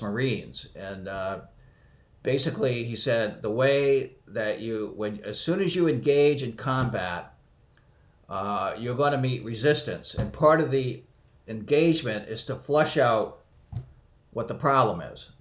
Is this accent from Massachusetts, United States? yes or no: yes; near Boston, Massachusetts, United States; I was born near Boston